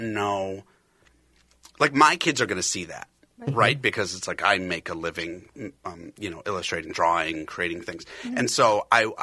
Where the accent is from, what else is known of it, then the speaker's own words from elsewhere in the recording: Edina, Minnesota, United States; I was born and raised in Edina, Minnesota, which is feet away from this studio